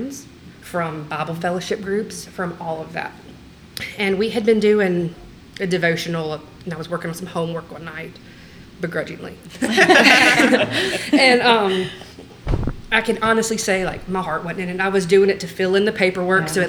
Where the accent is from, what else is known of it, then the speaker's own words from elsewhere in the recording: the South, United States; We grew up in the South.